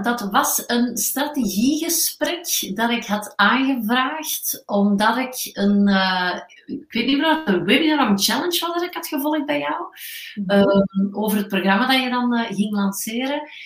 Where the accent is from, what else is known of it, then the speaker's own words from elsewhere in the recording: Antwerp, Flanders, Belgium; geboren en getogen in Antwerpen